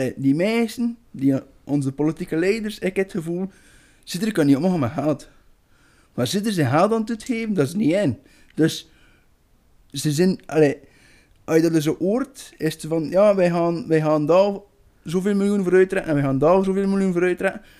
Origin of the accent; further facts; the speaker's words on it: Belgium; wij als Belgen